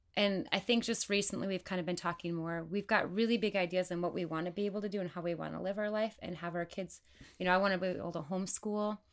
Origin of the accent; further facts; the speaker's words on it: Wisconsin, United States; moved away as an adult; now in Sioux Falls, United States; I am originally from Wisconsin